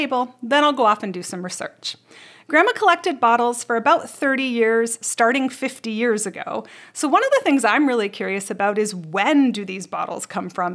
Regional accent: Canada; I grew up in Canada

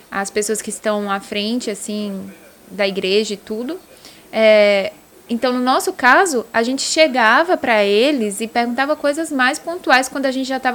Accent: Northeast Region, Brazil; É, que gente, a família, eu sou do Nordeste, é, aí daí você já sabe, é.

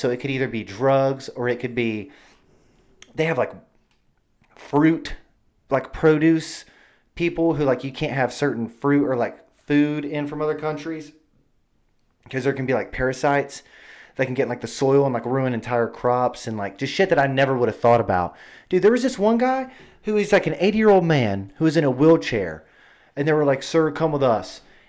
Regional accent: Arkansas, United States; I'm just from Arkansas, and I just love Arkansas

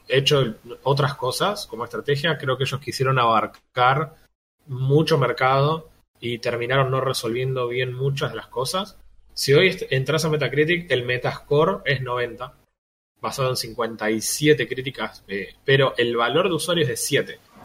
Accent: Argentina; somos también argentinos

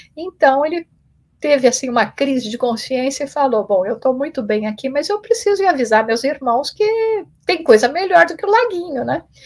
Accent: Brazil; also born or lived in England; now in United States; eu já saí do Brasil, esse ano está é, fazendo 29 anos que eu, que eu saí do Brasil, e primeiro indo para a Inglaterra, onde eu fiquei três anos, e depois aqui nos Estados Unidos

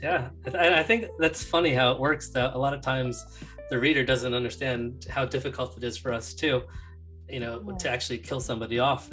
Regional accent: New Jersey, United States; I'm from New Jersey

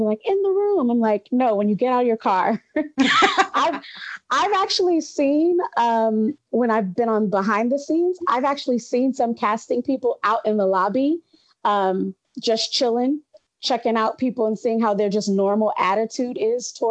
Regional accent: Los Angeles, California, United States; I'm from Los Angeles, California, originally, like second generation

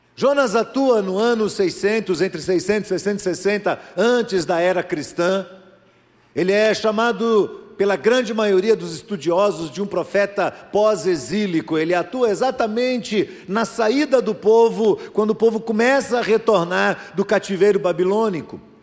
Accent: Brazil

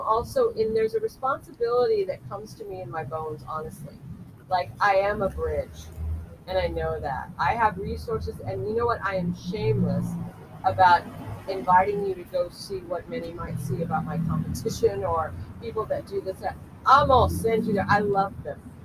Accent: Culver City, California, United States; in Culver City, where again I was born and raised.

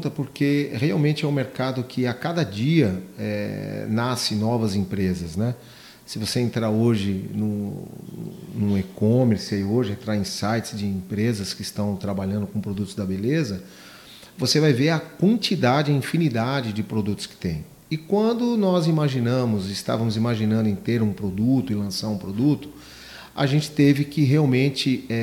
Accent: São Paulo, Brazil; É, nós somos oriundos de São Paulo, da capital.

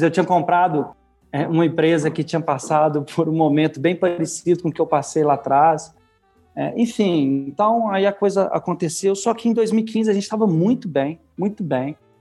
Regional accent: Minas Gerais, Brazil; Meu pai é professor da UFMG, eu, ah, ah, sou mineiro, né? Ah, então, eu estudei na, na escola de primeiro grau, numa escola de primeiro grau pública, que ficava ali dentro da FMG

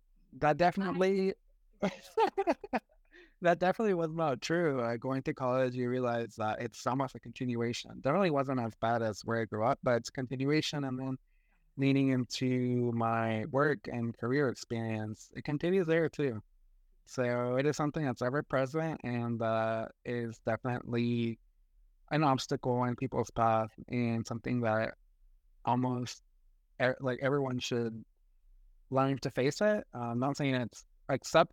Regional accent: Western North Carolina, United States; Growing up in Western Booties, North Carolina

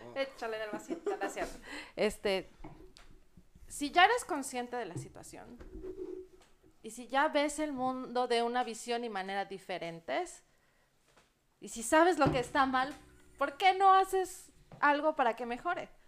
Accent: Mexico; orgullo de decirme mexicana también

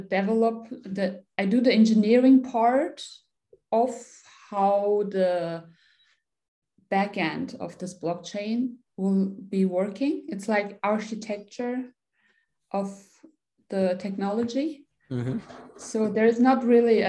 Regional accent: Germany; I'm from Germany, born and raised here. Originally, I'm Turkish.

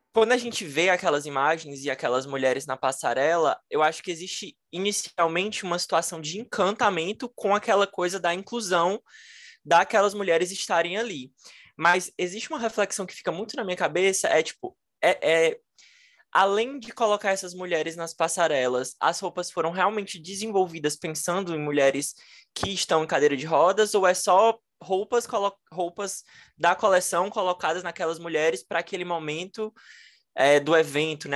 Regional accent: Fortaleza, Ceará, Brazil; Eu sou de Fortaleza.

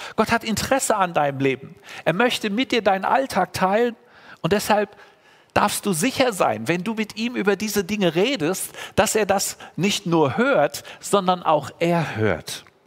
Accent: Germany; als Deutsche

